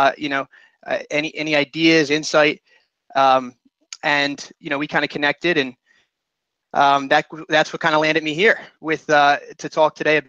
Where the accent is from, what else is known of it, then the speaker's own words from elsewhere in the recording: Philadelphia, Pennsylvania, United States; also born or lived in Washington, D.C.; I'm from the Philadelphia area